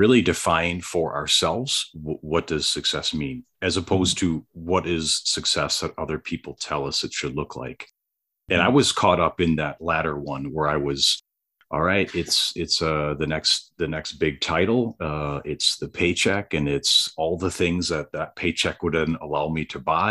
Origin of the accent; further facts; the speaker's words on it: Southeast Wisconsin, United States; I was born and raised in Southeast Wisconsin, and I went to school at UW Green Bay